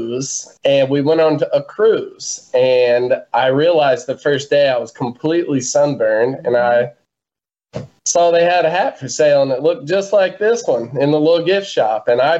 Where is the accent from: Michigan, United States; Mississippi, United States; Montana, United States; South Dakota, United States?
Mississippi, United States; South; We're from South Mississippi